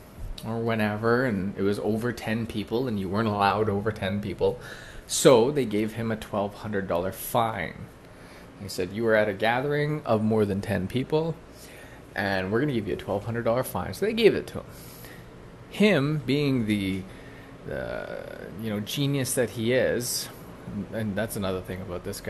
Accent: Canada; I'm Canadian, okay? And I love Canada. I lived away from Canada for 3 years, and I came back

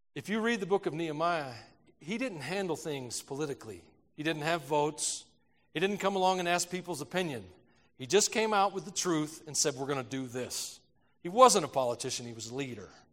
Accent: United States; I'm an American

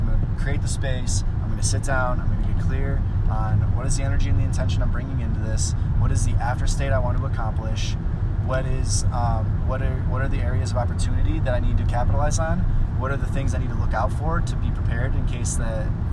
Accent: Cleveland, Ohio, United States; I'm from Cleveland, Ohio

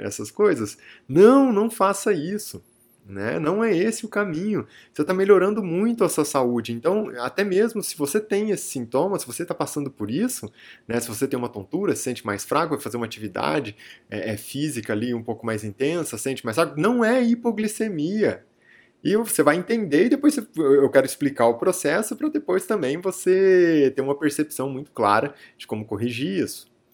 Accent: near Araraquara, interior of São Paulo, Brazil; Araraquara é muito próximo aqui é, da minha cidade natal, né, Araraquara, é o interior de São Paulo

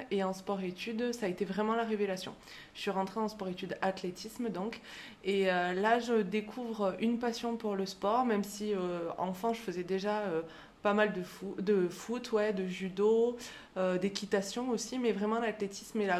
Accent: France; now in Clermont-Ferrand, France; Euh, je vis à Clermont-Ferrand, et je suis originaire du beau plateau de l'Aubrac.

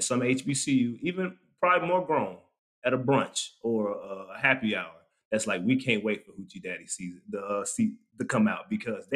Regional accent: Raleigh, North Carolina, United States; I'm from Raleigh

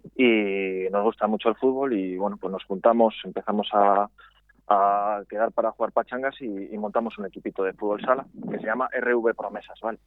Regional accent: Valladolid, Castile and León, Spain; moved away; also born or lived in Galicia; somos de Valladolid, aunque estemos fuera

